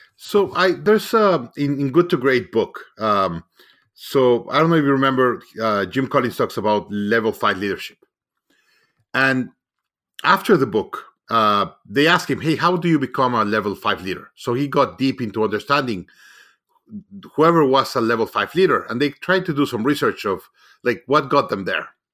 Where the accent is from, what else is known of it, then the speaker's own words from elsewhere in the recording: Mexico; moved away; I'm originally from Mexico